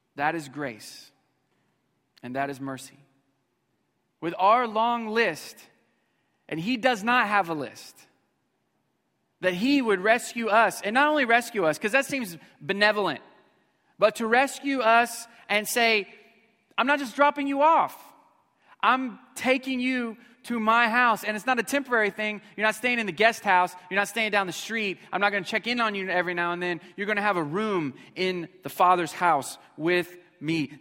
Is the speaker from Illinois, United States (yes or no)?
no; Missouri, United States; we were motel family, uh, growing up in Missouri.